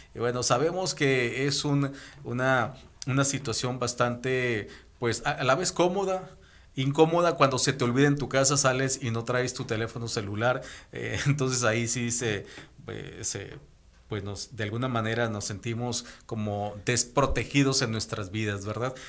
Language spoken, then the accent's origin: Spanish; Nayarit, Mexico; moved away; somos muy agradecidos nosotros los Nayaritas, yo soy de Nayarit